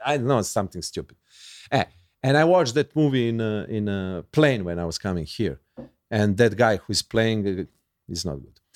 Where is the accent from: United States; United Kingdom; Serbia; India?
Serbia; English is a second language; I'm from Yugoslavia